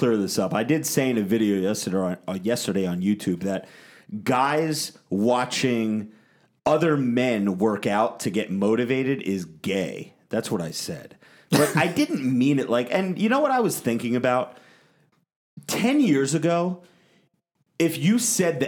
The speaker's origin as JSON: {"language": "English", "region": "New Jersey", "country": "United States", "said": "I'm from Jersey"}